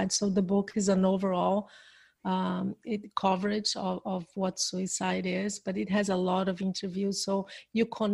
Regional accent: Brazil; English is a second language; I'm from Brazil. But I speak English

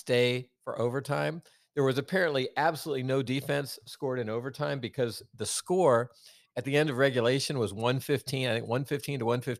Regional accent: Virginia, United States; I'm from Virginia.

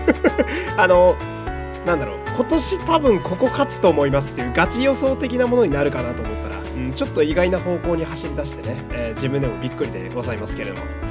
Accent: Fukui, Japan; moved away; also born or lived in Osaka / Tokyo; 私は福井県の出身なんで、やっぱ福井県の高校をね、応援するわけなんですけど

